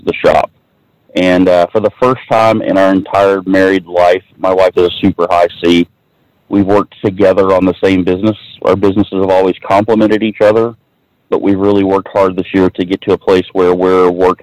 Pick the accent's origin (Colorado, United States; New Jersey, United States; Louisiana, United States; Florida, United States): Florida, United States; Titusville; moved away as an adult; I grew up in Titusville, Florida, which is right by Cocoa Beach. And pretty much lived there my entire life until March of 2016